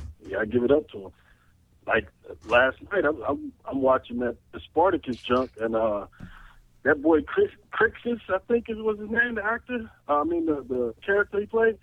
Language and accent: English; Chicago, Illinois, United States; I'm from Chicago